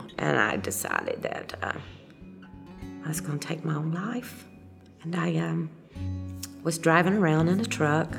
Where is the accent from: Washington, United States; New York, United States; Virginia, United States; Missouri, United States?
Virginia, United States; Southwest; also born or lived in Kentucky; I was born in Kentucky, and when I was three, we moved to Southwest Virginia.